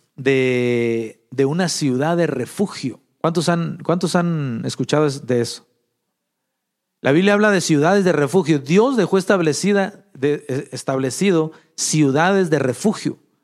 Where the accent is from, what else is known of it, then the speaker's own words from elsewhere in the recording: Mexico; moved away; Allá en México, de donde, de donde yo soy, de un rancho por allá